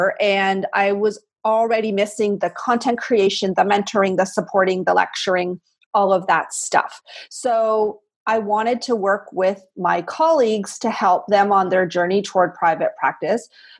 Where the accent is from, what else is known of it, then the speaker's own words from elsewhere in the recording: Canada; I'm a Canadian